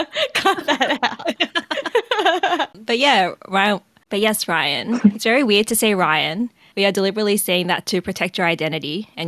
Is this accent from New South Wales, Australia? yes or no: yes; Sydney, New South Wales, Australia; I was born in Sydney, specifically Camperdown Hospital.